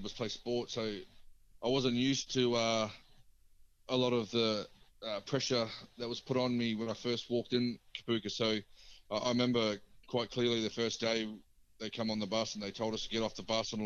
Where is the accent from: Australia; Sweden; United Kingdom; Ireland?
Australia; Marsden, Queensland; I grew up in Marsden